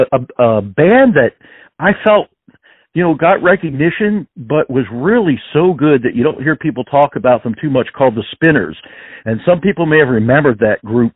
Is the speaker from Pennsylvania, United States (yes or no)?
yes; Pennsylvania, United States; I am from the Northeast here in uh, uh, well, Pennsylvania